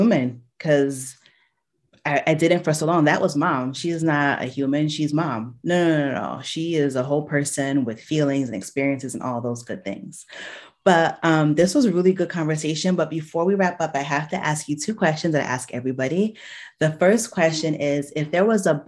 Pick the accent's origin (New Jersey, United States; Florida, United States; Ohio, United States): New Jersey, United States; I was born in October in New Jersey